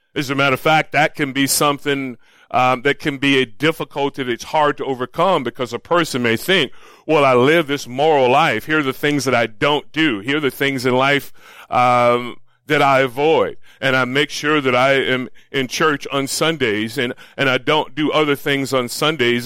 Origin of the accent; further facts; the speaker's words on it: Florida, United States; moved away; also born or lived in Los Angeles; I grew up in Florida